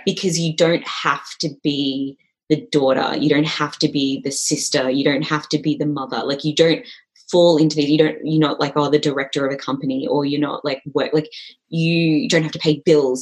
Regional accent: Malaysia; I'm from Malaysia as well

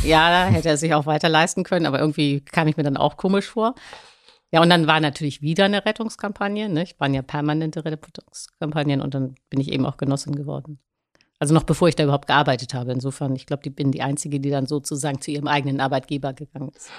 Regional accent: Hamburg, Germany; ich komme aus Langenhorn, nicht, äh, aus Hamburg

